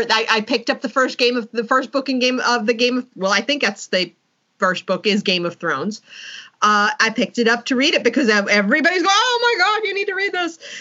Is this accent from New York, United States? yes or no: yes; New York City, New York, United States; I grew up in Manhattan.